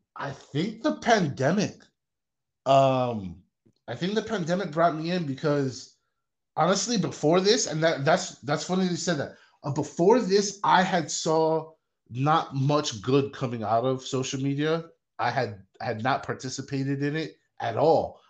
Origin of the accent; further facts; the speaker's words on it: Hawaii, United States; now in Las Vegas, United States; I grew up in Hawaii. I live in Las Vegas.